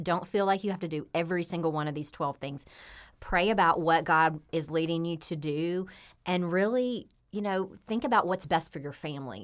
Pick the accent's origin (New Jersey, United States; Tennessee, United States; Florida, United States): Tennessee, United States; Memphis; I grew up here in Memphis, Tennessee.